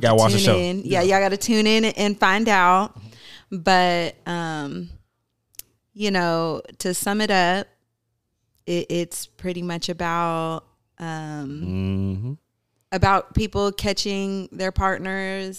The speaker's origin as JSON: {"language": "English", "region": "Midwest", "country": "United States", "tie": "born or raised there", "also_born_or_lived": "California", "moved": "yes", "lives_now": "Little Rock, United States", "said": "I grew up in the Midwest"}